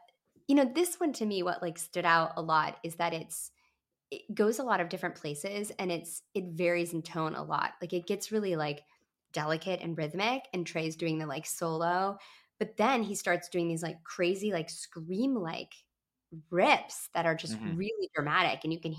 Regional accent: Midwest, United States; I've never been to Alpine Valley, even though I'm from the Midwest.

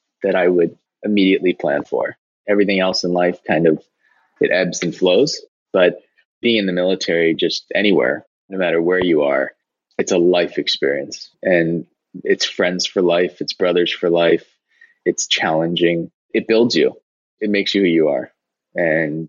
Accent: United States; I'm an American

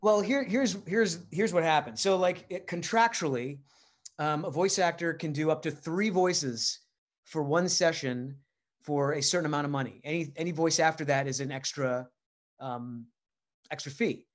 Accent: Rhode Island, United States; moved away; I'm from Rhode Island

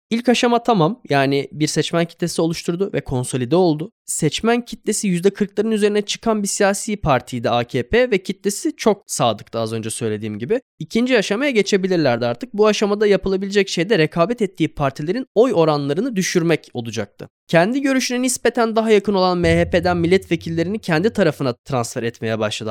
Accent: Turkey; bir Türk kimliğim ve pasaportum

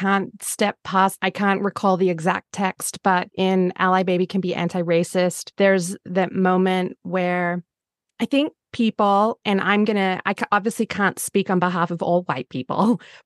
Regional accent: Australia; moved away; I grew up in Australia

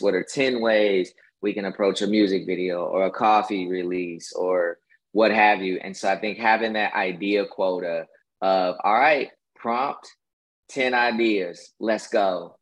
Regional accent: Kansas, United States; now in Atlanta, United States; I'm originally from the Midwest

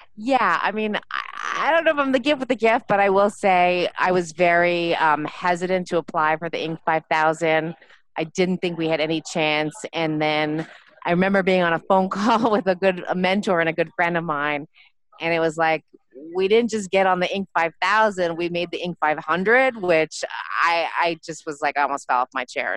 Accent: Montreal, Quebec, Canada; moved away as an adult; also born or lived in New York; now in New Jersey, United States; I'm originally from Montreal, um, born and uh, raised in Montreal.

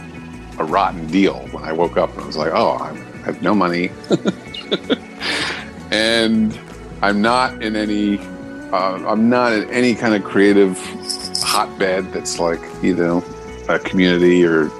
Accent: Darien, Connecticut, United States; I was raised in Darien, Connecticut

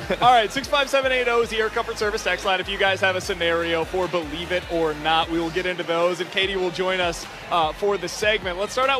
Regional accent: Kansas City, Missouri, United States; now in St. Louis, United States; I grew up in Kansas City

